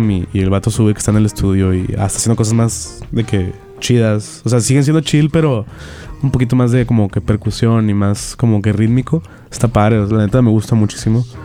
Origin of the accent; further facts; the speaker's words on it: Mexico; Y está raro porque soy de México porque allá siempre son bien, te aceptan a la primera.